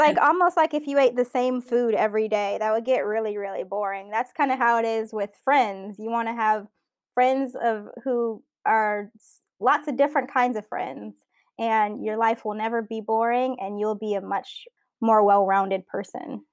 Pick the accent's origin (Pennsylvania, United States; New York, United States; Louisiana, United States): Louisiana, United States; South; now in San Francisco, United States; I grew up in South Louisiana